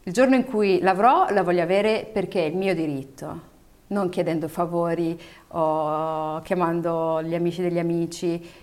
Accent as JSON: {"language": "Italian", "country": "Italy", "tie": "born or raised there", "said": "io e tutti quelli come me, che sono nati o cresciuti in Italia, devono avere il diritto di non andarci, di andarci o di fare quello che vogliono."}